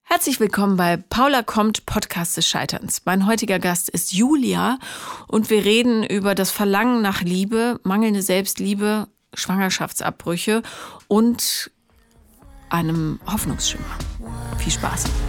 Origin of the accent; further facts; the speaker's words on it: Rhineland, Germany; Ich äh, bin da im Rheinland groß geworden